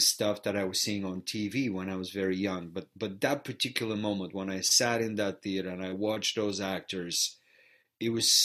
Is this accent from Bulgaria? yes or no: yes; Varna, Varna Province, Bulgaria; first language Bulgarian; English is a second language; moved away as an adult; now in Chicago, United States; growing up in Bulgaria, I was exposed to theater very early on in my life